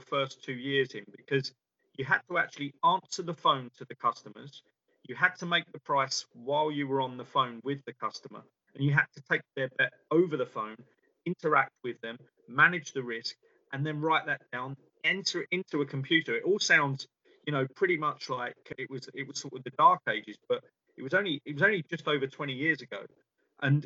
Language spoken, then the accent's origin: English; London, United Kingdom; I grew up in London and had it on my doorstep